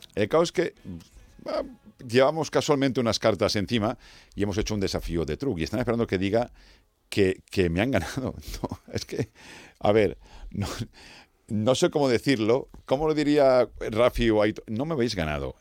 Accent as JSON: {"language": "Spanish", "region": "Valencian Community", "country": "Spain", "said": "los valencianos"}